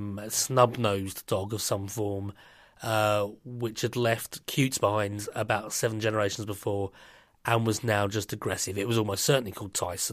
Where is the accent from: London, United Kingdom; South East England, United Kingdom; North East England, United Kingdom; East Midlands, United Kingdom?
London, United Kingdom; being a Londoner